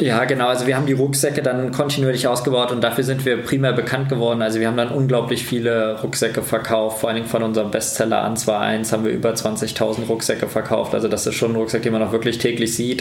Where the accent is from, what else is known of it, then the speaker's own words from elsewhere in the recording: Kassel, Hesse, Germany; moved away as an adult; Tatsächlich ist das auch mein Heimat, meine Heimatstadt.